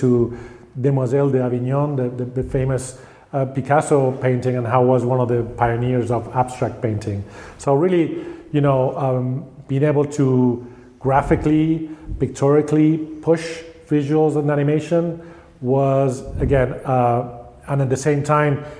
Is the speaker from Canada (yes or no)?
no; Spain; I felt I grew up in Spain